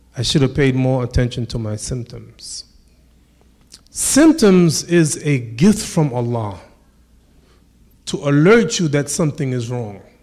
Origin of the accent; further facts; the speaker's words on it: United States; This is my country. I'm American. I'm American.